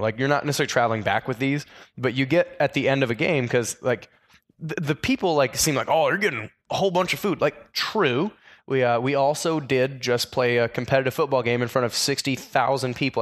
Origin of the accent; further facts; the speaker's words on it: Iowa, United States; I grew up in Iowa